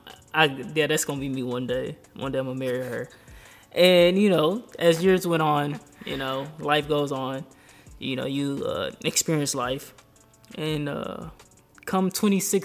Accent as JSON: {"language": "English", "town": "Fort Worth", "region": "Texas", "country": "United States", "moved": "as an adult", "lives_now": "Austin, United States", "said": "I'm from Fort Worth."}